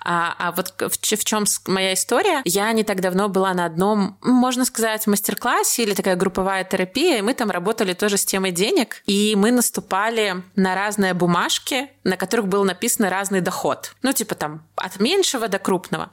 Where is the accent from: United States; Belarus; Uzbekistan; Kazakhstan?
Belarus; Я просто из Беларуси, я не из России